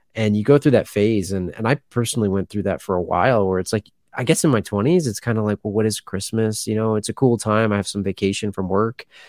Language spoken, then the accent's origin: English; Pennsylvania, United States; I grew up in Pennsylvania and I'm in the Northeast here